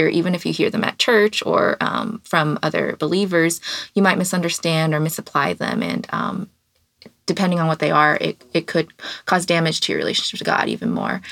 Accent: Kansas City, Kansas, United States; now in Kansas City, Missouri, United States; I am from the Kansas City area, specifically the Kansas side. But now I live on the Missouri side, so now I identify as a Missourian. But I grew up here

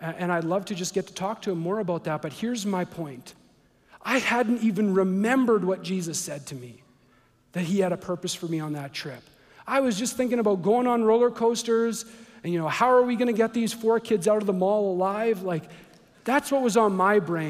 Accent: Canada; I'm from Canada.

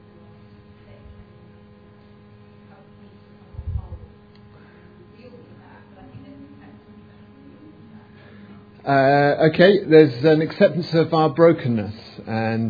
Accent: England, United Kingdom; we're English

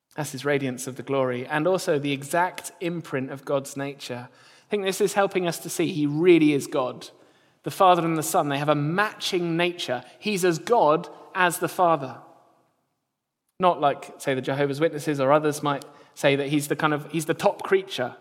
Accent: near Gatwick, South East England, United Kingdom; I grew up near Gatwick, so we didn't see any stars down south

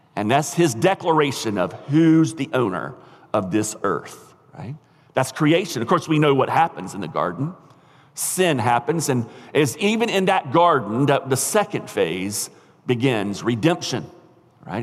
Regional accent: United States; as American Christians

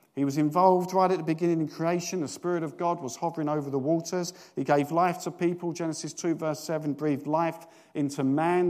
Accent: United Kingdom; we're British

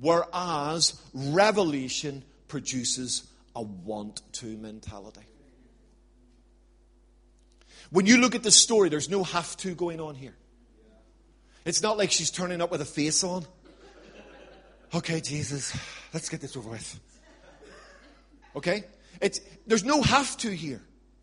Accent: Ireland; But I'm an Irishman, so I'm quite tenacious.

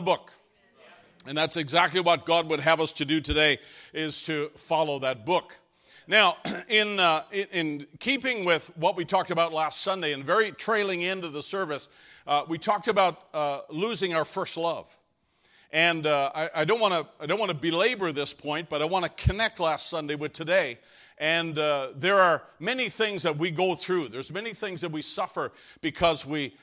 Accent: Canada; moved away; I came from Canada

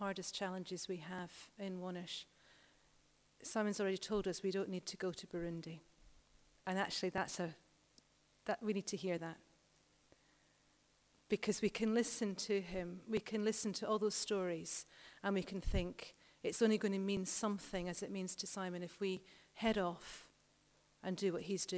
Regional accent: United Kingdom; We are so British here

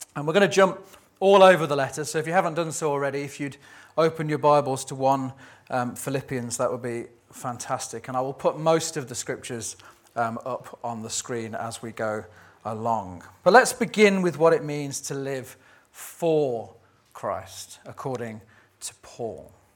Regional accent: United Kingdom; we're British

